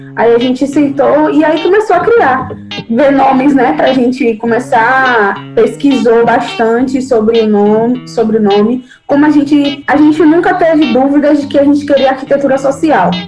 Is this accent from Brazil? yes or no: yes; Salvador, Bahia, Brazil; also born or lived in Niterói, Rio de Janeiro; de lá para cá eu cresci aqui